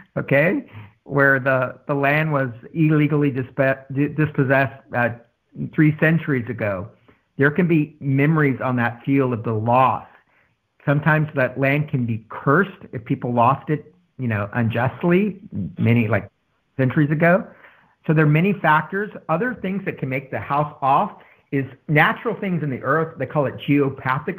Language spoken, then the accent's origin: English; San Antonio, Texas, United States; Growing up in San Antonio